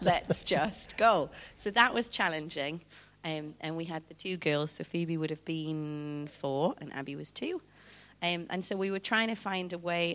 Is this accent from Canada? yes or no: no; Newcastle upon Tyne, North East England, United Kingdom; moved away as an adult; now in South Africa; I'm from Newcastle originally